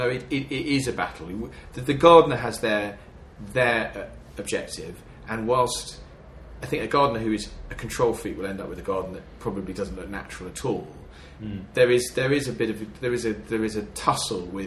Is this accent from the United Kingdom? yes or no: yes; Devon, South West England, United Kingdom; now in London, United Kingdom; I'm from Devon, and I gardened as a child, I gardened as a teenager